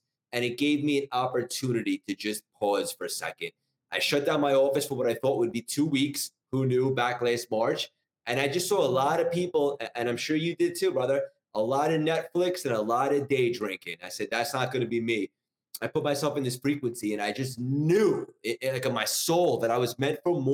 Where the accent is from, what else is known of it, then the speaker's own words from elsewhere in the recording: New York, United States; also born or lived in Connecticut; I'm from New York, born and raised. I've been here my whole life, essentially, except for college